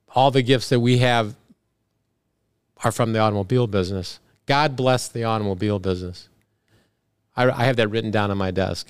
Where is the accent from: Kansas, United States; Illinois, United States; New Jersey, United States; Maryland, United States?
Illinois, United States; Big Rock; moved away; I'm from Big Rock, Illinois.